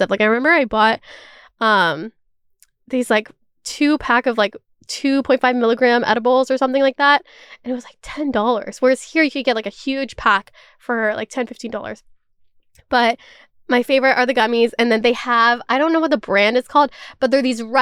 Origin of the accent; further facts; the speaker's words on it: California, United States; also born or lived in Toronto, Canada; Maybe it's just because I grew up in California and Toronto where it's just very normalized.